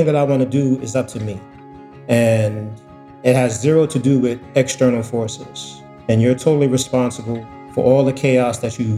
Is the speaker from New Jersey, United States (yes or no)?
no; New York City, New York, United States; I grew up in Harlem, and growing up in Harlem in 84, 85, when the crack epidemic hit, it was zombie land.